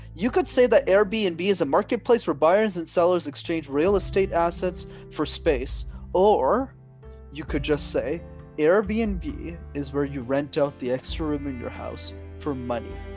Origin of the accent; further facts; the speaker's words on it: Montreal, Quebec, Canada; my parents are from Sri Lanka, but I'm born and raised in Montreal.